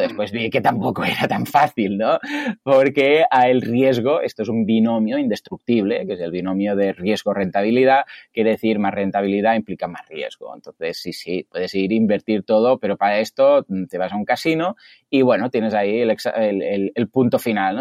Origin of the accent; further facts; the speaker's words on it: Mataró, Catalonia, Spain; soy de Mataró y aquí en Mataró nos llaman los capgrasos